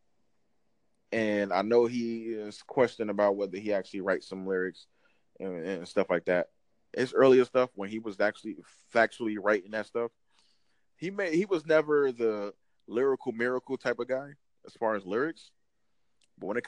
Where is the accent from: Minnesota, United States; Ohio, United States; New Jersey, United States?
New Jersey, United States; I'm not from New York. I'm Jersey